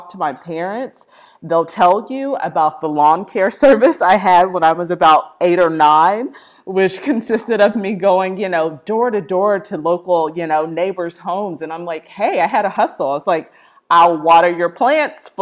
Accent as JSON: {"language": "English", "town": "Austin", "region": "Texas", "country": "United States", "tie": "born or raised there", "also_born_or_lived": "Midwest", "moved": "as an adult", "said": "I am a Texas native, born in Austin, Texas"}